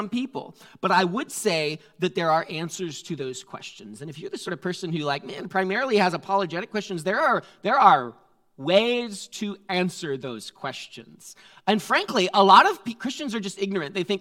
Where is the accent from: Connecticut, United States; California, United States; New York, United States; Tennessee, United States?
Connecticut, United States; I'm from the East Coast, guys. You should have known. I'm from Connecticut.